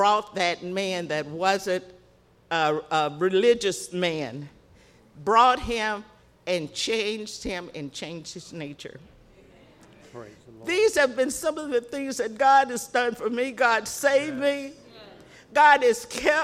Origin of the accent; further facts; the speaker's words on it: the South, United States; now in Chicago, United States; I grew up in the South